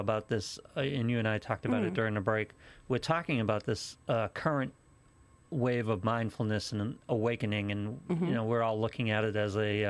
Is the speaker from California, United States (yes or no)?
no; Haverhill, Massachusetts, United States; I come from Haverhill.